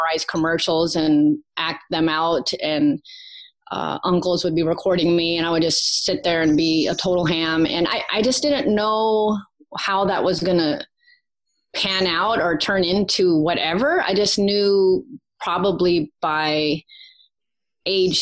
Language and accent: English; Virginia, United States; accent: southern twang; Born and raised in Virginia.